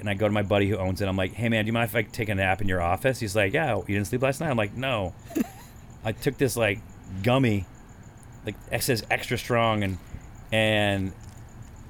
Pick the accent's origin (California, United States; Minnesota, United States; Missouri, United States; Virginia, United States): California, United States; I'm from California